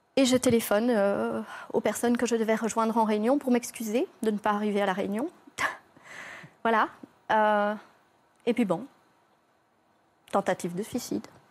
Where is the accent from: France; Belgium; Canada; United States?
Belgium; je suis belge, hein, je viens de Belgique